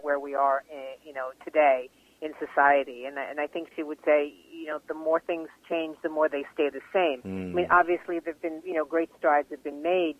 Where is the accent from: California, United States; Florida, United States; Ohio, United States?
California, United States; Los Angeles; moved away; also born or lived in Westport, Connecticut; I was born in Los Angeles in 1961